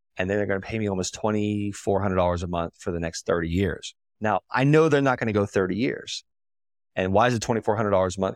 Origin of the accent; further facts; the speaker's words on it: Okeechobee, Florida, United States; I'm from Okeechobee, Florida